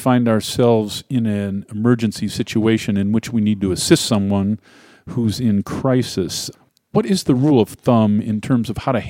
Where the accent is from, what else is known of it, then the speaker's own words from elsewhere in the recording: Cleveland, Ohio, United States; now in Wet Mountain Valley, Colorado, United States; I'm from Cleveland